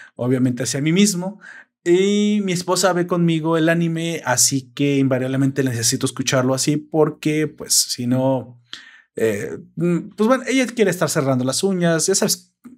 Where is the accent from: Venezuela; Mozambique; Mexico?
Mexico; accent: Mexican